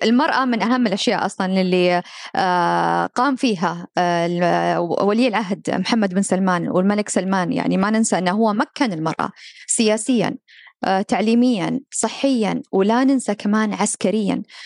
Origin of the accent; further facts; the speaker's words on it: Saudi Arabia; أني أنا سعودية